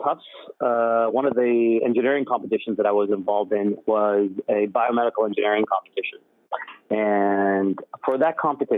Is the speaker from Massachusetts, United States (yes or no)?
yes; Somerville, Massachusetts, United States; I grew up in Somerville, first generation, typical immigrant childhood.